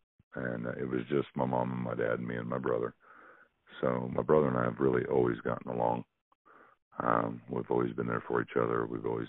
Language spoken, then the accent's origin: English; Springfield, United States; I'm more of an import here. I'm from Springfield, but where I live here, if you're not from here, you're an import.